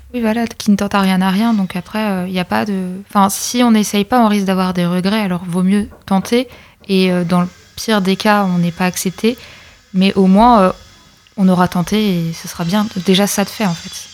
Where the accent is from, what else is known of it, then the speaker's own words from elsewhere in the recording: Pays de la Loire, France; moved away as an adult; je viens de l'Or-Atlantique et je suis venue spécialement sur camp pour faire mes études